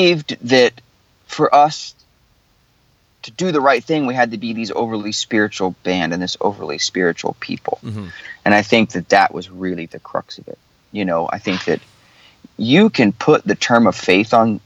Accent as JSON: {"language": "English", "town": "Clearwater", "region": "Florida", "country": "United States", "tie": "born or raised there", "said": "my hometown of Clearwater Beach"}